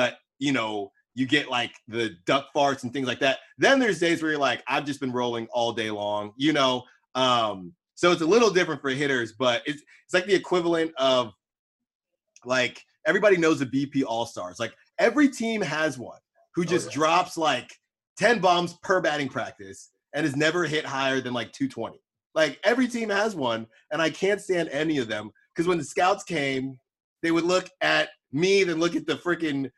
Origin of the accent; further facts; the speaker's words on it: Bay Area, California, United States; moved away as an adult; also born or lived in Philadelphia; I obviously went to Temple, but I'm from the Bay Area